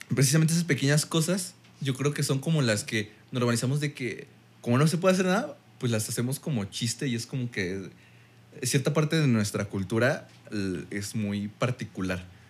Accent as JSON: {"language": "Spanish", "country": "Mexico"}